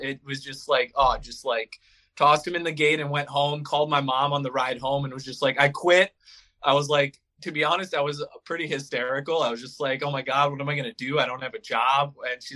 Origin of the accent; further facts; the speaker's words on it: Minnesota, United States; moved away as an adult; now in Madison, United States; From Minnesota